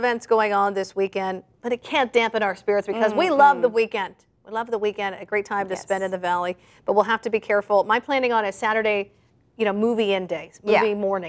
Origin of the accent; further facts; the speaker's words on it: Clovis, California, United States; I'm from Clovis.